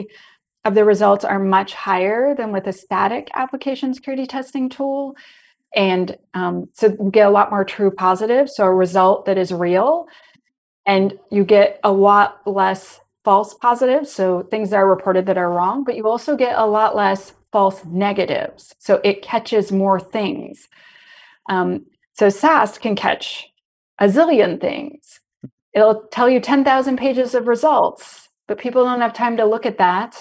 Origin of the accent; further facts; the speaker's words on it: Canada; I'm Canadian.